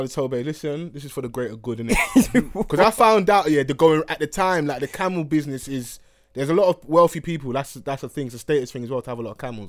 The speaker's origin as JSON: {"language": "English", "country": "Egypt", "said": "Like, I'm from Egypt, but I just gone to Cairo with my girl"}